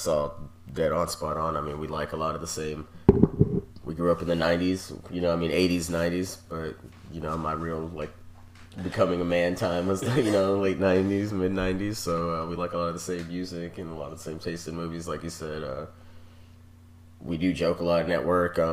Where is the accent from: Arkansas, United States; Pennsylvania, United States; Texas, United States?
Texas, United States; Grand Prairie; I was born and raised in Tejas, Grand Prairie, Texas